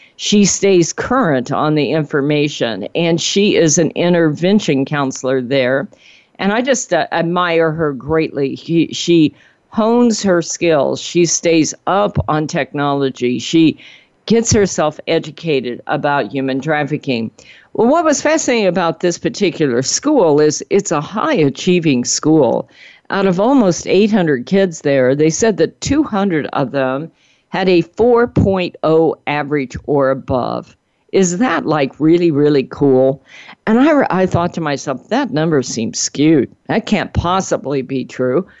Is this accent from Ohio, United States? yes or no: no; Cajun, Louisiana, United States; accent: Cajun; my Cajun accent